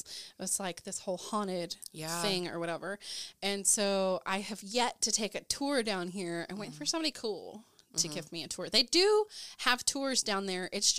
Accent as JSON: {"language": "English", "town": "Ada", "region": "Oklahoma", "country": "United States", "tie": "born or raised there", "said": "That stems from my hometown, in my hometown of Ada, Oklahoma."}